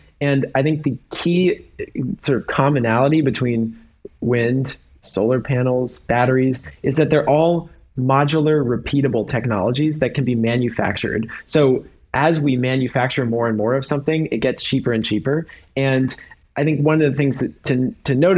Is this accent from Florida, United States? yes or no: no; San Francisco, California, United States; I grew up in San Francisco